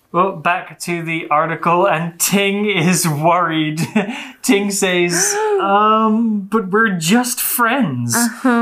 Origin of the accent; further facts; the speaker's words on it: United Kingdom; I'm from the UK.